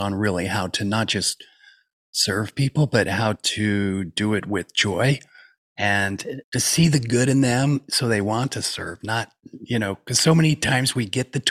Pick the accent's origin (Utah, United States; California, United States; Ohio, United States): Utah, United States; I grew up in Utah